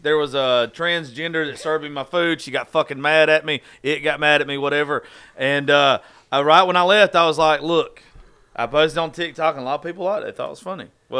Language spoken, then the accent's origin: English; the South, United States; what pissed me off is I'm from the South. I called it darling.